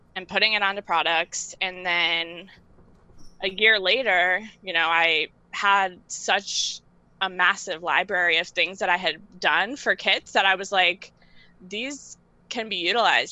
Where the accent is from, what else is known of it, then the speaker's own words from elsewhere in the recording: New York City, New York, United States; I live and work in New York, and I'm from Queens, but I work in Manhattan